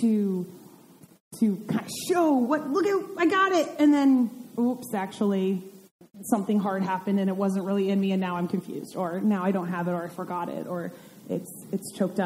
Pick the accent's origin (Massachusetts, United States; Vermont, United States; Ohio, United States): Vermont, United States; I grew up in Vermont